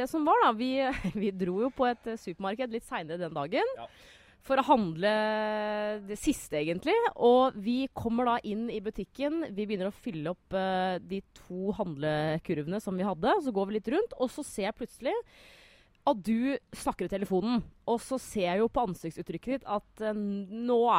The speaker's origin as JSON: {"language": "Norwegian", "country": "Norway", "said": "Men som nordmann så tenker man sånn Spania, samme det vel. Er det februar, så er det bra vær."}